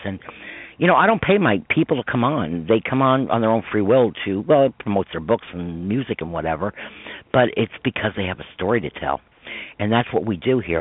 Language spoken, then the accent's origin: English; Croton-on-Hudson, New York, United States; I grew up in Croton on Hudson, New York